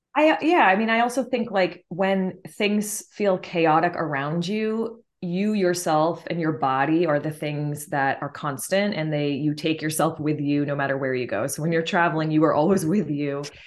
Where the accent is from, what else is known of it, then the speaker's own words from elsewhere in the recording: Martha's Vineyard, Massachusetts, United States; I am originally from Martha's Vineyard, Massachusetts